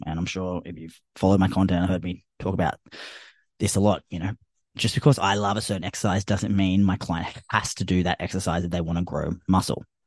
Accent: Australia; I'm Australian

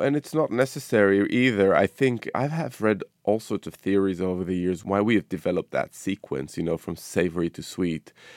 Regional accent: Israel; moved away; my cooking over the years has been influenced by my childhood, growing up in the Middle East, you know, in Israel

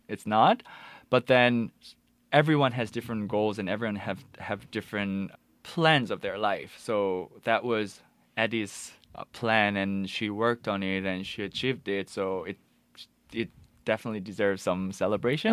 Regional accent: Busan, South Korea; moved away; I'm from Busan originally, so my parents just brought me back to Busan

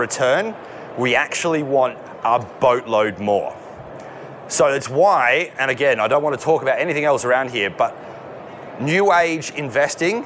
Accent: Australia; as an Australian male

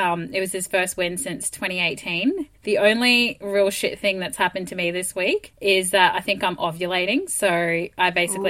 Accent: Townsville, Queensland, Australia; I'm from Queensland as well, so I know exactly what you mean. I mean, I'm from an even cheaper place, Townsville.

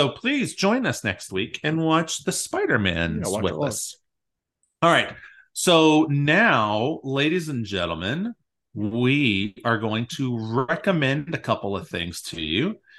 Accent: Louisiana, United States; And I'm from Louisiana. John's from Louisiana. Neither of us are from New Orleans.

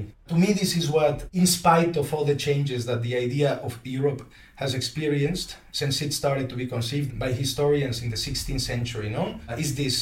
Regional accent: Mexico City, Mexico; now in Nijmegen, Netherlands; I am Mexican. I am from Mexico City. I live in Nijmegen, in the south of the Netherlands.

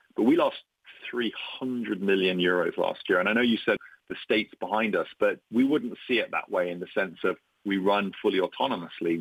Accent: Ireland; moved away as an adult; also born or lived in Brazil / Germany / Canada / United Kingdom; I'm Irish, but I've been a nomad.

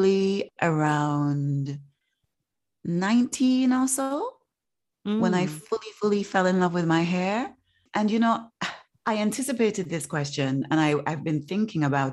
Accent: Leeds, Yorkshire and the Humber, United Kingdom; mixed race children in the neighborhood that I grew up in Leeds

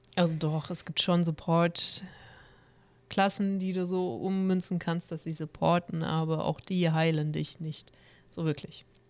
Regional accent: Stuttgart, Baden-Württemberg, Germany; also born or lived in Cologne area; now in Cologne, Germany

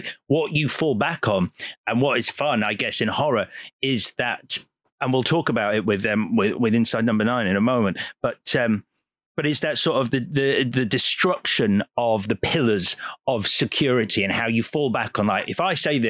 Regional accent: Leeds, Yorkshire and the Humber, United Kingdom; so I'm from Leeds, yeah, so just Leeds.

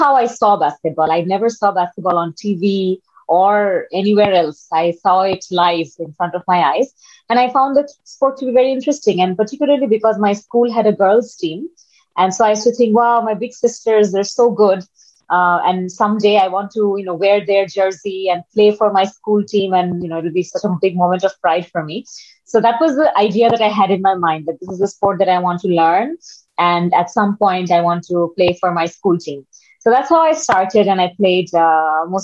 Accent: Dhaka, Dhaka Division, Bangladesh; I'm from Bangladesh. A little introduction about me. I grew up in Dhaka, which is the capital of Bangladesh

